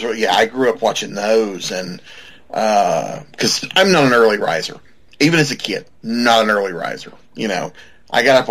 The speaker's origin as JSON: {"language": "English", "town": "Atlanta", "region": "Georgia", "country": "United States", "tie": "born or raised there", "said": "I grew up here in the Atlanta area"}